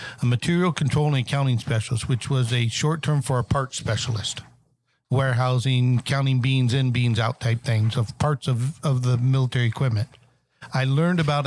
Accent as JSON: {"language": "English", "town": "San Diego", "region": "California", "country": "United States", "tie": "born or raised there", "also_born_or_lived": "Michigan / Ohio", "moved": "as an adult", "lives_now": "Dayton, United States", "said": "I originally grew up in San Diego, California, and transplanted myself with the military back in the 80s overseas."}